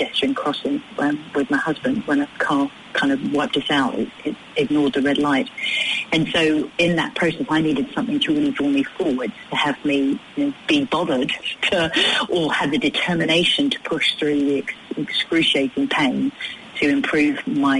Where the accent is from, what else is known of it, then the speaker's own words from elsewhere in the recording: United Kingdom; moved away; me being British